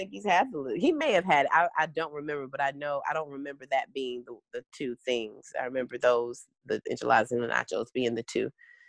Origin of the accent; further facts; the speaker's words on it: Detroit, Michigan, United States; because I am African American and I'm from Detroit. I've lived in all kinds of different areas throughout the country.